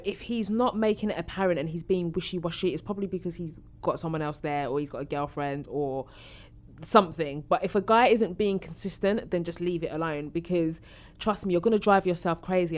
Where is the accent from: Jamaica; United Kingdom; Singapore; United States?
United Kingdom; Essex, East of England; I'm from Essex.